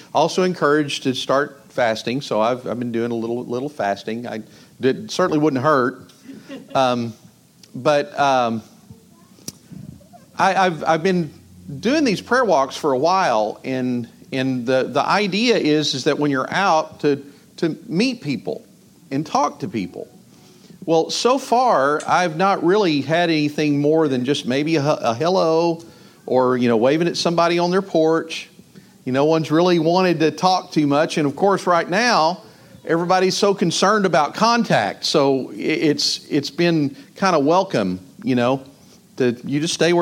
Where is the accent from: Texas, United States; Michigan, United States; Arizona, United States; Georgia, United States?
Texas, United States; Northeast; I'm from Northeast Texas